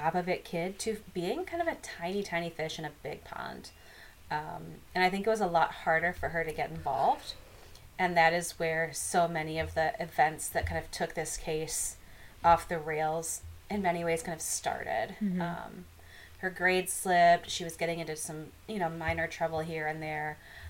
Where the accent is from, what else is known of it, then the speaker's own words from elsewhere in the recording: Midwest, United States; accent: Midwestern; I don't pretend to be southern. I'm from the Midwest.